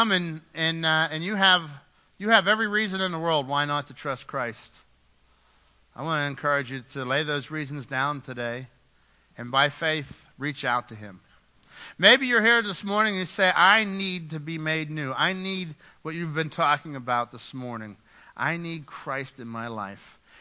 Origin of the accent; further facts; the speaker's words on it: United States; We're Americans